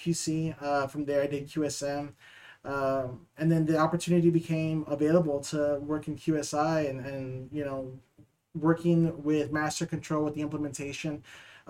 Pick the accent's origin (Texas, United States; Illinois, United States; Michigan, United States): Texas, United States; San Antonio; also born or lived in Dallas; I'm originally from San Antonio, born and raised